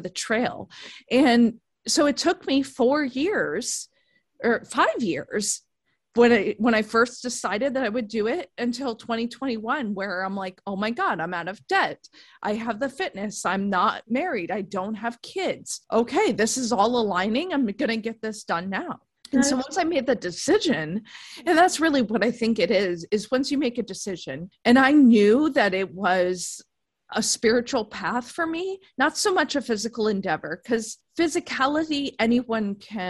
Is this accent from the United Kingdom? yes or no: no; East Coast, United States; moved away as an adult; now in San Diego, United States; I'm from the East Coast originally